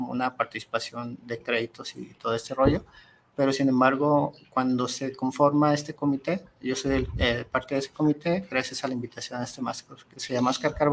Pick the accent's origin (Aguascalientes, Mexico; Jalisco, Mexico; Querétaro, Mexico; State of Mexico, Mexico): Jalisco, Mexico; Guadalajara; soy de Guadalajara, crecí allá en el barrio de Oblatos